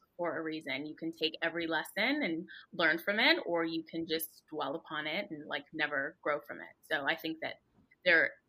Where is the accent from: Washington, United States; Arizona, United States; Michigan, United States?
Arizona, United States; moved away as an adult; now in Los Angeles, United States; I grew up in Arizona